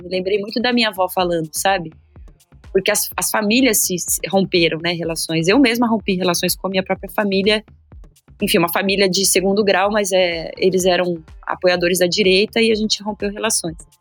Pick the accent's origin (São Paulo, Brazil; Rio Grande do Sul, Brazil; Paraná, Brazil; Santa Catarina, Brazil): São Paulo, Brazil; Eu nasci no bairro de Itaim Bibi, numa época que o Itaim não era esse bairro Faria Limers de hoje